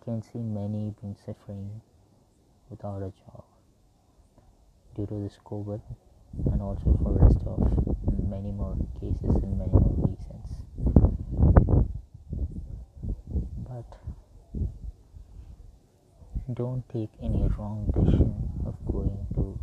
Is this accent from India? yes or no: yes; India; I'm from India